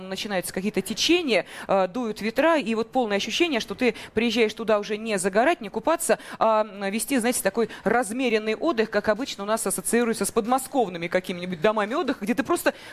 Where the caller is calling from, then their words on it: Moscow, Russia; я из Москвы.